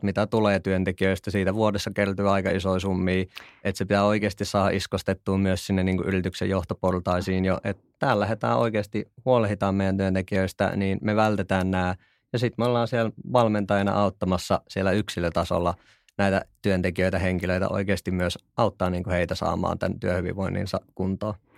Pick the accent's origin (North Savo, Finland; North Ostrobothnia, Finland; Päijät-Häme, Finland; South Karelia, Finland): North Savo, Finland; Kuopio; moved away as an adult; now in Helsinki, Finland; mä oon siis Kuopiosta alun perin